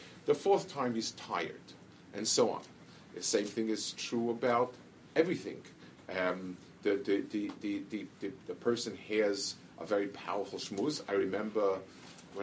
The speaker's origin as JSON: {"language": "English", "region": "New York", "country": "United States", "tie": "born or raised there", "said": "I grew up in the city, I grew up in Manhattan"}